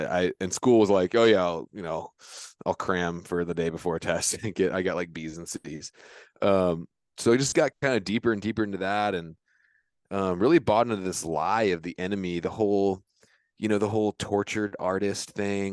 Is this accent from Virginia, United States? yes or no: yes; Virginia Beach, Virginia, United States; moved away as an adult; now in Centreville, United States; I grew up in Virginia Beach, Virginia. Now I live in Centerville, which is up near Washington, D C.